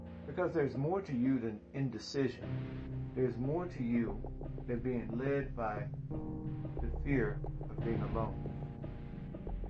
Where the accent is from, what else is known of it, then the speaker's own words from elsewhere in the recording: the South, United States; I'm from the South